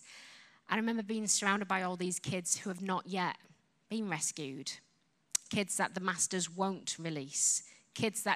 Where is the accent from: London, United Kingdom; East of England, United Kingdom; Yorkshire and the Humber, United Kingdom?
Yorkshire and the Humber, United Kingdom; accent: Yorkshire; now in England; I come from Yorkshire. Yorkshire is like Alabama kind of accent.